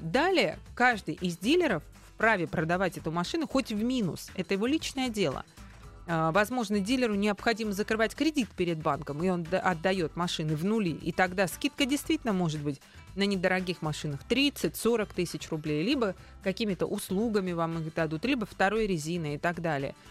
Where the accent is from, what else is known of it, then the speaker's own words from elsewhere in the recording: Moscow, Russia; мы москвичи, что мы местные